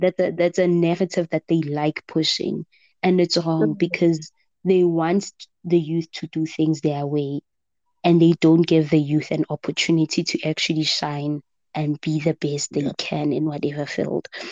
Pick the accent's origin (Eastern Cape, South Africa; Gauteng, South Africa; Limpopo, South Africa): Gauteng, South Africa; I'm from Gauteng